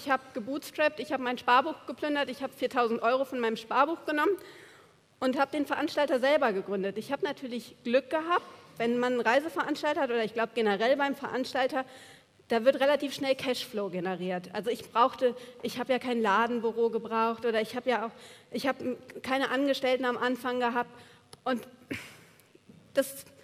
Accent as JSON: {"language": "German", "region": "Buenos Aires", "country": "Argentina", "said": "Und dann komme ich, eine Studentin aus Buenos Aires, und launch das Ding."}